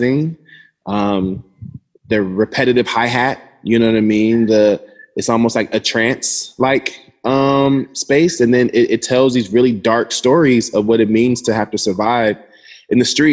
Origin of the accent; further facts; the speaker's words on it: Atlanta, Georgia, United States; I'm from Atlanta.